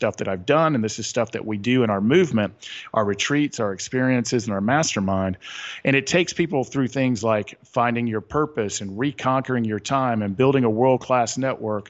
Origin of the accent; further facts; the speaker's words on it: the South, Southern United States, United States; accent: Southern; my Southern accent